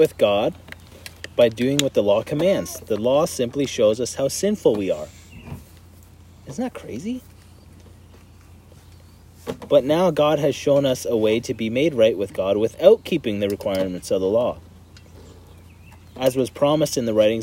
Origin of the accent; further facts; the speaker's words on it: Canada; we're Canadian